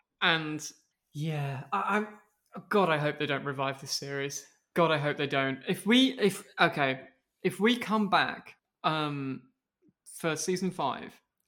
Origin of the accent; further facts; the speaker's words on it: Wales, United Kingdom; I'm also Welsh. I just don't have the accent anymore.